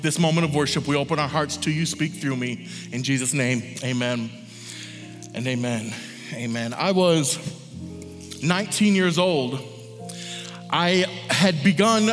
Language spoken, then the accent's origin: English; Michigan, United States; I'm from Michigan.